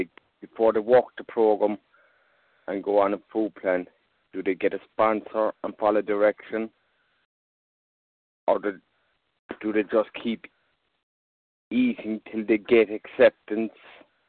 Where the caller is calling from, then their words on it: Ireland; I'm calling from Ireland